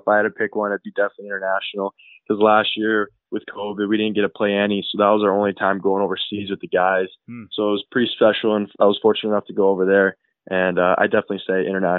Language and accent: English; Arizona, United States; also born or lived in Sweden; And that's where he had myself and my younger sister. I lived there for a few years, and we moved over to Arizona as he was drafted by the Winnipeg Jets